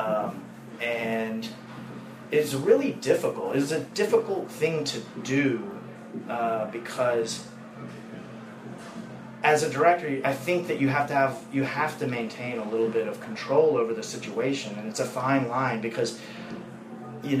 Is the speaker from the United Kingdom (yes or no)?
no; Nashville, Tennessee, United States; I'm from Nashville. I grew up being one of these kids